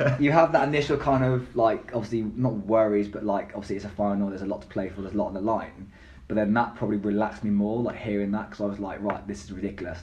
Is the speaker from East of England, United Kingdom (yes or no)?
no; Gloucester, South West England, United Kingdom; also born or lived in Bristol; my hometown, Gloucester Academy